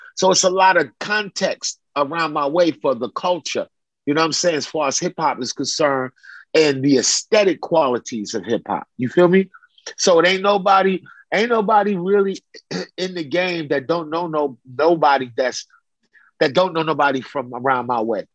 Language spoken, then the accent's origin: English; New York City, New York, United States; moved away as an adult; also born or lived in Chicago; now in California, United States; I grew up in Brooklyn, in downtown Brooklyn